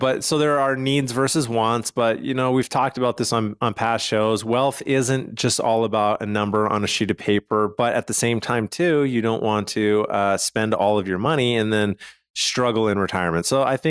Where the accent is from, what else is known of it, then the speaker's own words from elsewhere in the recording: Calgary, Alberta, Canada; So I'm from Calgary, Canada, and my dad had a pretty large estate.